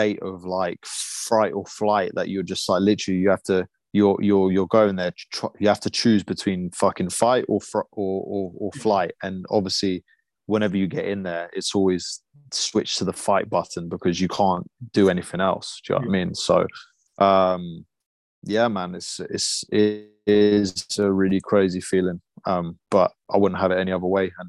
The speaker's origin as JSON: {"language": "English", "country": "Lithuania", "tie": "born or raised there", "moved": "yes", "lives_now": "United Kingdom", "said": "I was born in Lithuania"}